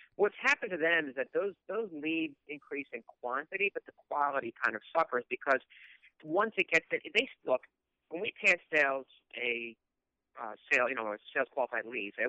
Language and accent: English; King of Prussia, Pennsylvania, United States; growing up in the Cuna Prussia area outside of Philadelphia